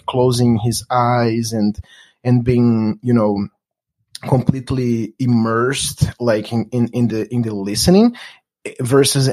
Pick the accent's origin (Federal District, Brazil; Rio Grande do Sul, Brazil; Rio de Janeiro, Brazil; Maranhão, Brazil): Federal District, Brazil; Brasília; English is a second language; moved away as an adult; also born or lived in Los Angeles; now in United States; I'm from Brasilia, Brazil's capital